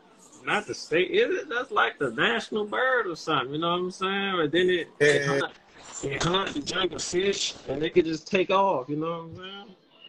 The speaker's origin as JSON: {"language": "English", "region": "the South", "country": "United States", "tie": "born or raised there", "said": "I'm from the South for real, man. Born and raised in the South."}